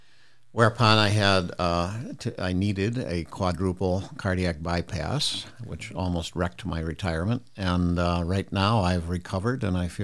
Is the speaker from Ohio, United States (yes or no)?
yes; Toledo, Ohio, United States; I grew up in Toledo, Ohio, in a working class family.